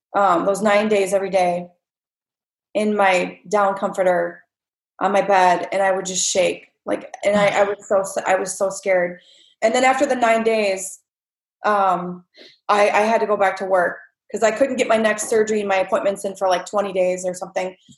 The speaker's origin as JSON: {"language": "English", "town": "Winona", "country": "United States", "tie": "born or raised there", "moved": "yes", "lives_now": "California, United States", "said": "my hometown"}